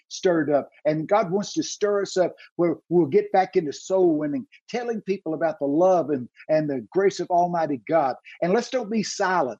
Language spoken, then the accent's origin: English; Texas, United States; I'm from Texas